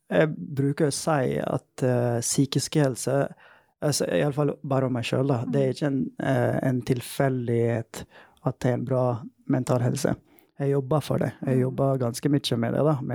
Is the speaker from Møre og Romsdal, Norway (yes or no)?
yes; Møre og Romsdal, Norway; accent: Volda dialect (Sunnmøre); Norwegian is a second language; Jeg er glad for Volda-dialekten min, da. Det er jo sunnmørsk dialekt jeg prøver å liksom Ja. ja. Snakke, sånn.